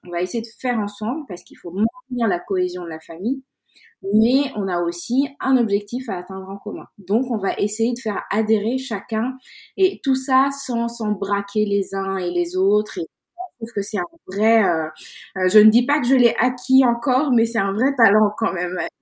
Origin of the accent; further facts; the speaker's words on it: Dakar, Senegal; moved away as an adult; now in France; je suis née à Dakar au Sénégal. J'ai grandi là-bas jusqu'à mes 17-18 euh, ans avant d'arriver euh, d'arriver en France